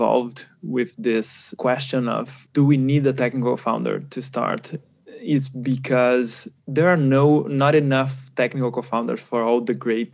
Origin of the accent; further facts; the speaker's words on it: Brazil; I'm from Brazil